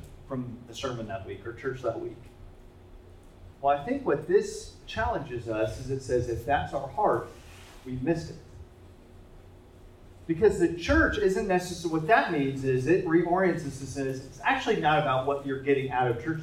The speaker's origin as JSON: {"language": "English", "town": "Indianapolis", "region": "Indiana", "country": "United States", "said": "I'm from Indianapolis, and our biggest sporting event is the Indy 500"}